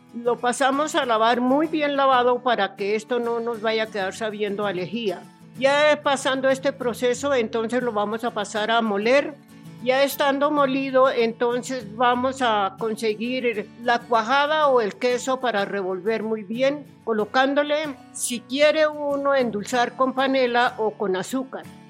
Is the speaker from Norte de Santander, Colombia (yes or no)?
no; Bogotá, Colombia; soy de acá de Pasquilla